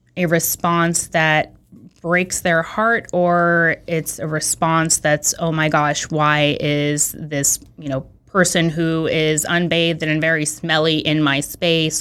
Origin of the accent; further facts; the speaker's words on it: San Francisco, California, United States; moved away as an adult; also born or lived in Belarus; now in Santa Monica, United States; I grew up in San Francisco.